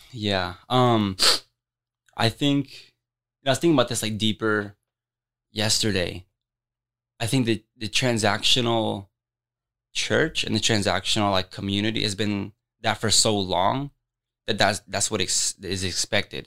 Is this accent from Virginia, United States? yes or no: no; Des Moines, Iowa, United States; I'm born and raised in Des Moines.